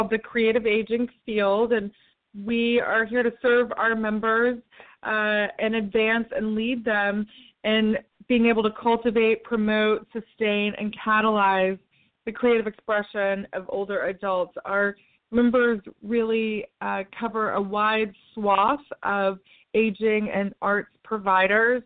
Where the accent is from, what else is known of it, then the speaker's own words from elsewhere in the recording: Tennessee, United States; moved away; in my home state of Tennessee